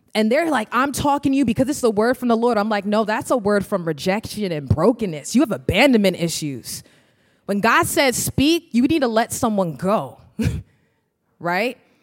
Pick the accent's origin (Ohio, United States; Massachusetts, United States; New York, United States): New York, United States; moved away as an adult; now in Minnesota, United States; I'm originally from New York